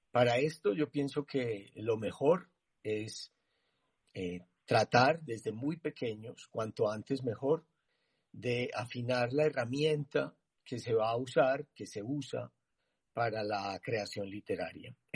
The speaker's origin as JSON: {"language": "Spanish", "town": "Medellín", "region": "Antioquia", "country": "Colombia", "tie": "born there", "said": "nací en Medellín hace 63 años"}